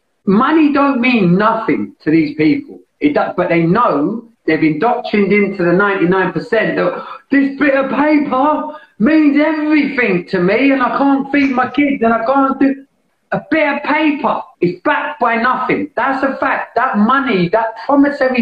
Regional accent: London, United Kingdom; I grew up in East London.

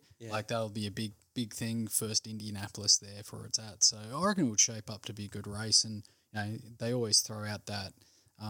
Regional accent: Australia; being an Aussie

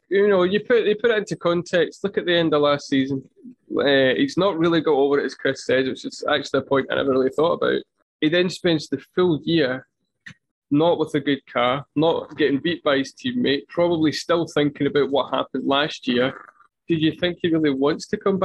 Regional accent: Scotland, United Kingdom; as a Scottish person

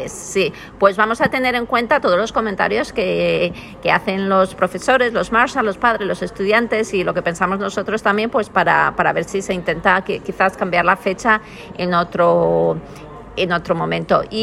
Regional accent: Valencia, Valencian Community, Spain; now in Brisbane, Australia; soy de Valencia, de España.

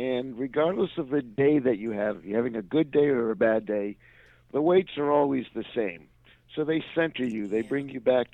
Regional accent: Rhode Island, United States; also born or lived in Washington, D.C. / Orlando, Florida / Milwaukee; now in Atlanta, United States; I'm originally from Rhode Island

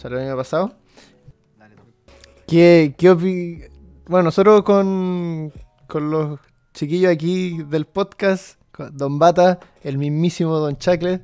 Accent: Chile; nosotros que somos chilenos

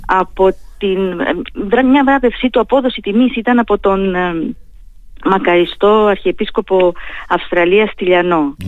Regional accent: Heraklion, Crete, Greece; now in Thessaloniki, Greece; συνδέομαι έτσι με το Ηράκλειο την πατρίδα μου

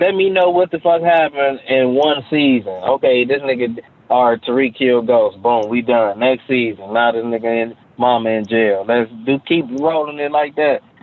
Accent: Cleveland, Ohio, United States; born or raised there; also born or lived in Orlando, Florida

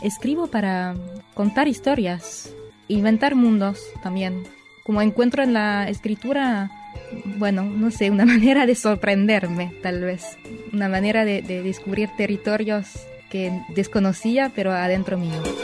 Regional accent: Paris, Île-de-France, France; Spanish is a second language; moved away as an adult; now in Buenos Aires, Argentina; Vivo en Buenos Aires, Argentina. Argentina es mi país de adopción porque mm, desde hace cinco años, porque yo soy francesa, soy de París.

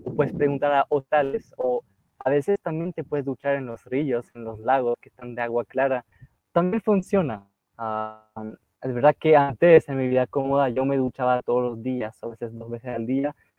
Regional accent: near Lille, Hauts-de-France, France; Spanish is a second language; moved away as an adult; also born or lived in Chile; Yo soy del norte, como muy cerca de Bélgica, cerca de Lille, la ciudad de Lille

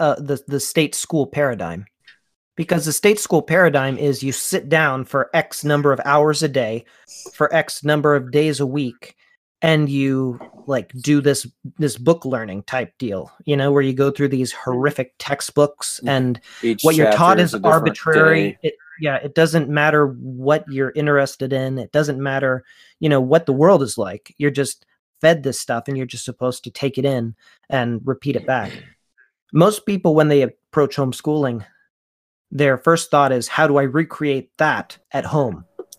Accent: Florida, United States; born there; also born or lived in Pennsylvania / Missouri / Texas; now in Allentown, United States; I live in Allentown, Pennsylvania. So I love Pennsylvania. I was born in Florida, moved to Pennsylvania, then out to Missouri, then down to Texas, then back to Pennsylvania.

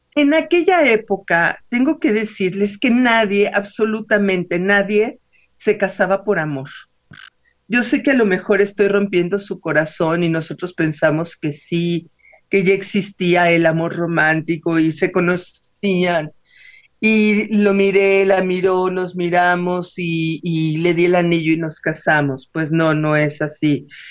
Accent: Mexico; a nosotros como eh, novohispanos primero y como mexicanos después

